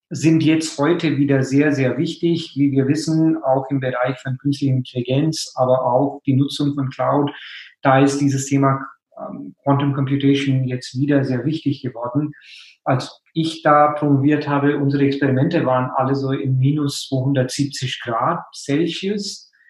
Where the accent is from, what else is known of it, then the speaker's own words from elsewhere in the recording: India; German is a second language; moved away as an adult; now in Germany; Also ich meine, ich komme ja aus Indien, bin dann direkt nach meinem Studium quasi in Physik nach Deutschland gekommen, um in äh, Physik zu promovieren.